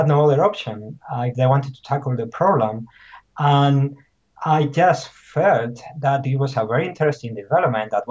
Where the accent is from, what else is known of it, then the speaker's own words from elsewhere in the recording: Basque Country, Spain; moved away; also born or lived in Nottingham; I'm originally from Basque Country